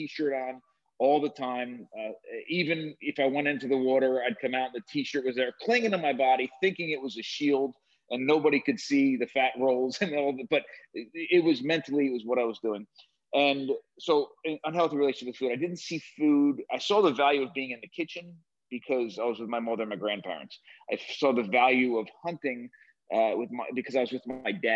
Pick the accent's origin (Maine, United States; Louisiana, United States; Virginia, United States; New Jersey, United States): New Jersey, United States; I grew up in New Jersey on the near the shore, not far from where they filmed Jersey Shore